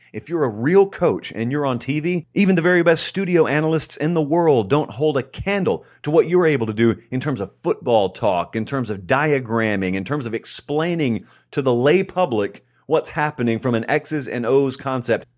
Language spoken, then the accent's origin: English; Columbus, Georgia, United States; moved away as an adult; now in Nashville, United States; I grew up in Columbus, Georgia, which is right on the Chattahoochee River